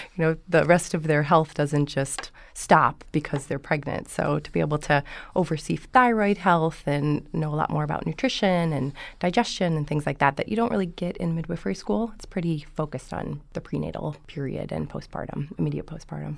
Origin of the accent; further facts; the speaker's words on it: Dubuque, Iowa, United States; moved away; I'm from Iowa, originally.